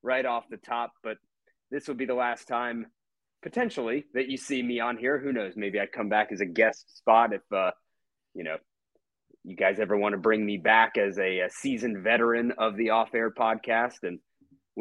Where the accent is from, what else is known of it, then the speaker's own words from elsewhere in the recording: Atlanta, Georgia, United States; moved away as an adult; also born or lived in Mississippi; coming back home to my hometown here in Atlanta